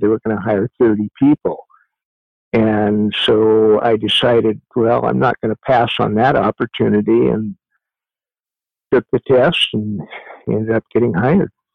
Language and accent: English; Eugene, Oregon, United States; moved away as an adult; also born or lived in Ashland, Oregon; was raised in Eugene, Oregon, for the better part of my life until uh, after high school